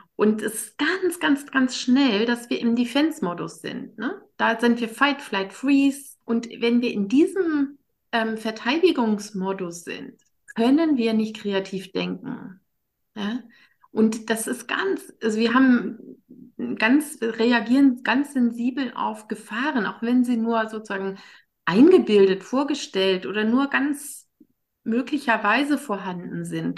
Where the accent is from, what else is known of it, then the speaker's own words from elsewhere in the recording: Germany; ich als Deutsche